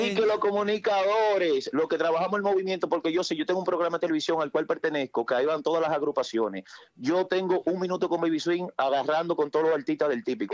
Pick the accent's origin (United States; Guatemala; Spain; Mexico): United States; Newark, New Jersey; Mayormente yo soy de Newark, New Jersey